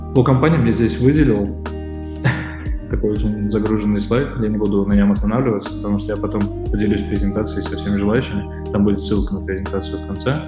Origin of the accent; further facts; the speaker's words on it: Moscow, Russia; moved away as an adult; now in Armenia; я москвич, да? наверное, можно так сказать, потому что я всю жизнь прожил в Москве и шесть лет назад переехал в э, Армению